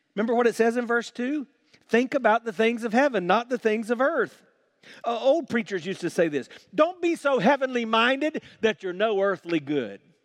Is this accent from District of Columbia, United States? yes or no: no; South Carolina, United States; When I was growing up in South Carolina